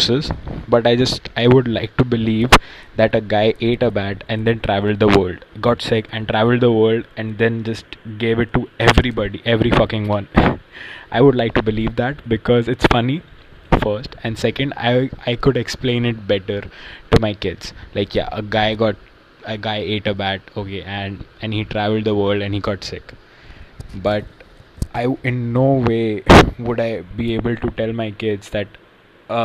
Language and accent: English; India; now in United States; I'm an Indian